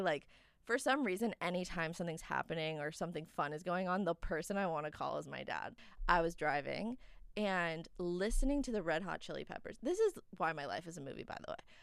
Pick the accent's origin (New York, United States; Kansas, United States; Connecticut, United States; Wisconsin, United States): New York, United States; now in Los Angeles, United States; I am from New York. And then I moved to California